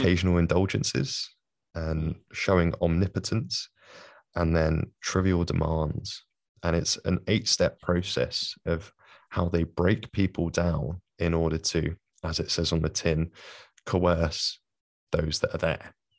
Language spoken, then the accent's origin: English; London, United Kingdom; accent: London; as you can probably hear from my accent, from London